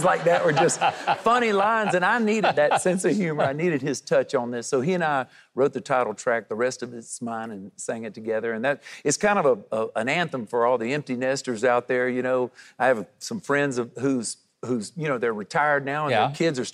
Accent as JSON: {"language": "English", "region": "Florida", "country": "United States", "tie": "born or raised there", "moved": "yes", "said": "I moved back to my home state of Florida"}